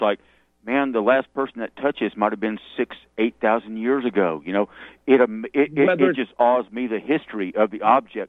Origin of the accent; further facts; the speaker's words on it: Arkansas, United States; now in Texas, United States; I grew up in Arkansas